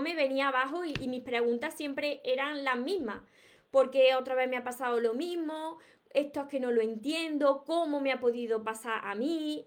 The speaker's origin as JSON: {"language": "Spanish", "town": "Córdoba", "region": "Andalusia", "country": "Spain", "accent": "southern Spain", "said": "soy de Córdoba, Andalucía, y no pronuncio la S. Como vosotros veréis, tengo un acento de aquí, del sur de España, que por supuesto que no voy a cambiar mi acento porque son mis raíces"}